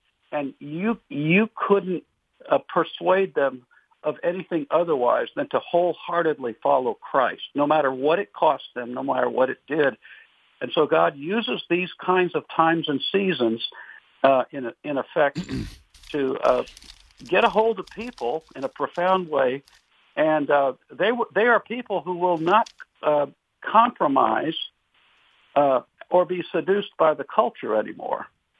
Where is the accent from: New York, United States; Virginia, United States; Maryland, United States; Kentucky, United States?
Kentucky, United States; Wilmore; I am from Wilmore. Yes, I certainly am.